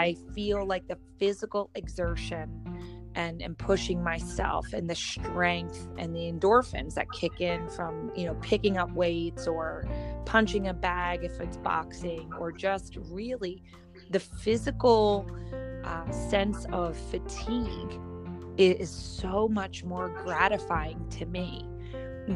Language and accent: English; Philadelphia, Pennsylvania, United States; born and raised in Philadelphia